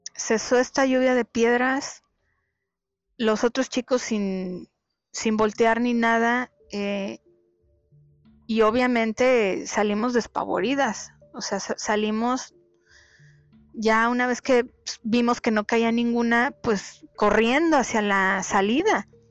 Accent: Ciudad Sahagún, Hidalgo, Mexico; now in Monterrey, Mexico; En aquel entonces yo vivía en, mi ciudad de origen, allá en el estado de Hidalgo. Es una ciudad industrial llamada Ciudad Sagún.

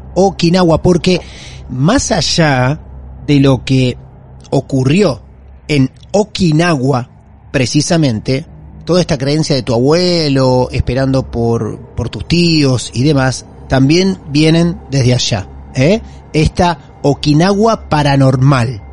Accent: Mar del Plata, Buenos Aires Province, Argentina; Nacimos en Mar del Plata, en Argentina

